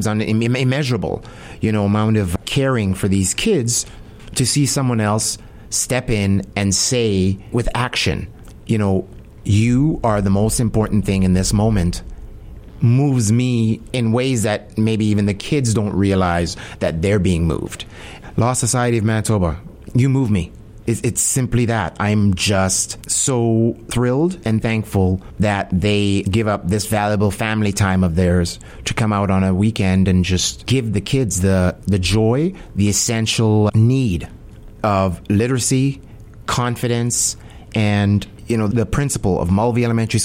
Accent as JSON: {"language": "English", "country": "Jamaica", "moved": "yes", "lives_now": "Winnipeg, Canada", "said": "I'm Jamaican"}